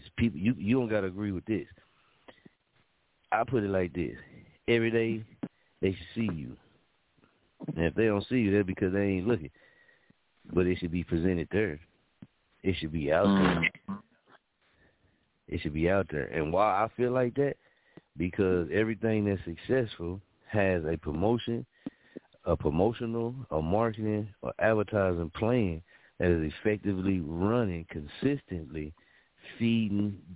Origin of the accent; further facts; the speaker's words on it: Muskogee, Oklahoma, United States; also born or lived in Wichita, Kansas; my hometown, Muskogee